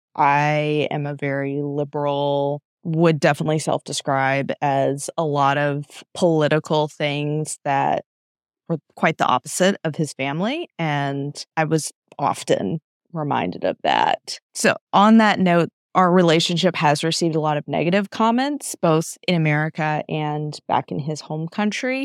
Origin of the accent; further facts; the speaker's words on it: United States; I'm American.